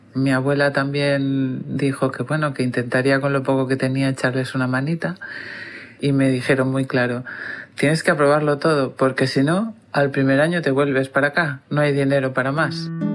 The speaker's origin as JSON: {"language": "Spanish", "town": "Ibiza", "region": "Balearic Islands", "country": "Spain", "tie": "born or raised there", "said": "Pues nací en Ibiza y sigo viviendo en Ibiza"}